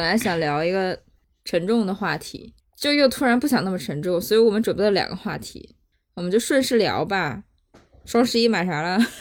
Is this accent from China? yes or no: yes; China; 我们中国人在这种一些情况下的这些行为